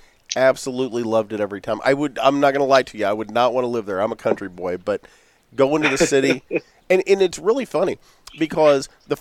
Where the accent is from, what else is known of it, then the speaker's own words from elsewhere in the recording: Southern Illinois, United States; we're from Illinois, and everybody assumes we're going to be Cubs or White Sox fans, but no, we're Cardinal Nation here in Southern Illinois.